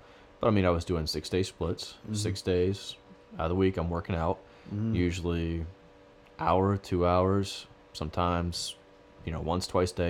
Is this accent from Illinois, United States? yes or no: yes; Chicago, Illinois, United States; Yeah, I'm from Chicago.